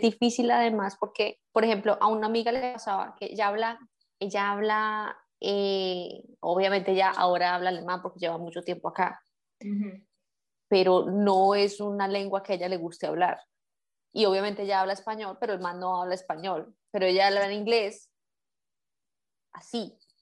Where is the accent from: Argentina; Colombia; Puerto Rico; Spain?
Colombia; now in Germany; vivimos en un país que no es el nuestro y eh, somos colombianas